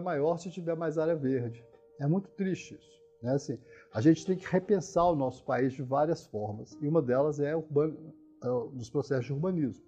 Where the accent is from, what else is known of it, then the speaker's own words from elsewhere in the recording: Minas Gerais, Brazil; moved away; eu sou mineiro, né? Então a gente as cidades do interior de Minas que eu conheci na minha adolescência, quando eu volto atualmente